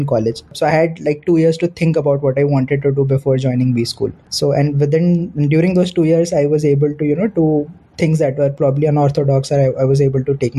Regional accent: Delhi, India; also born or lived in Noida / Kharagpur / Gurgaon; I grew up in Delhi, went to school in and around Delhi and Noida

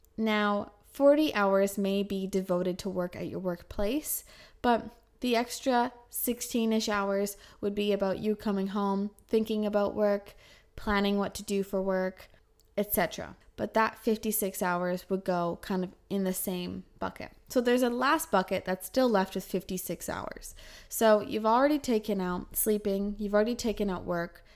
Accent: Kelowna, British Columbia, Canada; moved away as an adult; also born or lived in Calgary; in Canada, in Kelowna, my hometown, I worked nine to five

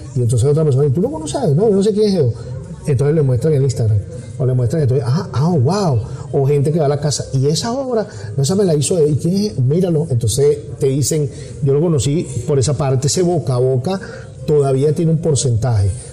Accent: Venezuela; moved away as an adult; yo crecí en un país, yo me fui de Venezuela a los 45, 44 años, me fui, o sea, son prácticamente, te puedo decir, más de la mitad de mi vida la viví en Venezuela

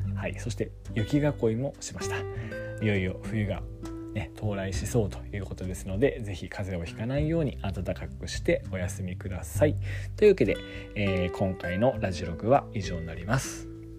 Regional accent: Yamagata, Japan; also born or lived in Sendai; 山形県、我が地元山形県

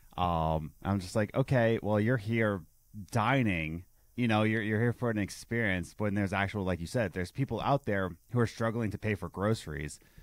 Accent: Philadelphia, Pennsylvania, United States; where I grew up in Philadelphia, it was Uh, I grew up in the Russian Chinese district.

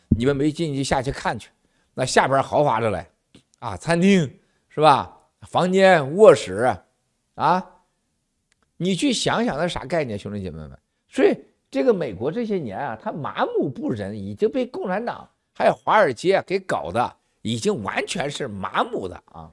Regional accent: Shandong, China; moved away; 咱们老家呀，山东老家

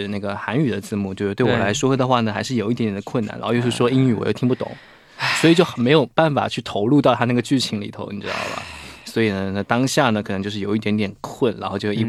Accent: Guangdong, China; 晚上好，

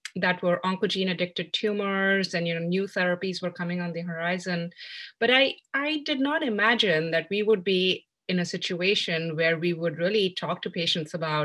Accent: New Delhi, Delhi, India; moved away as an adult; also born or lived in Birmingham, Alabama, United States; now in Philadelphia, United States; I grew up in New Delhi, India

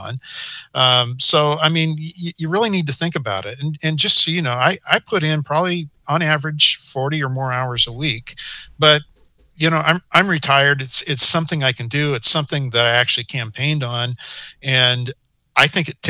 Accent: Portland, Oregon, United States; I grew up in Portland

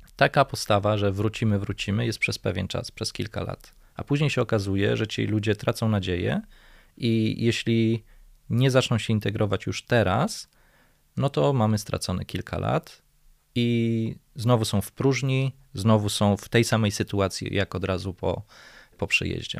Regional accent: Warsaw, Masovian Voivodeship, Poland; będąc warszawiakiem od urodzenia, mieszkając w tym mieście

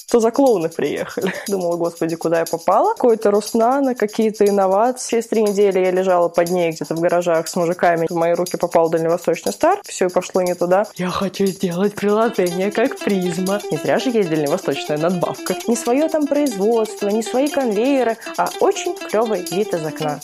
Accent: Moscow, Russia; moved away as an adult; now in Vladivostok, Russia; я москвичка

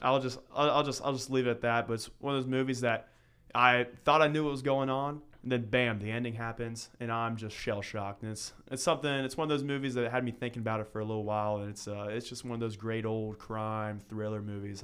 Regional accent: Northern Kentucky, United States; moved away as an adult; now in Southern Kentucky, United States; I'm from Northern Kentucky. I was, uh, raised there for seventeen years of my life.

